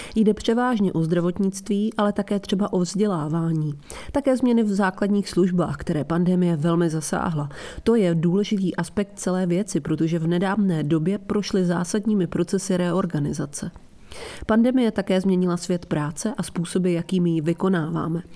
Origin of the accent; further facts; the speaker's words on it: Italy; now in London, United Kingdom; Itálie, odkud pocházím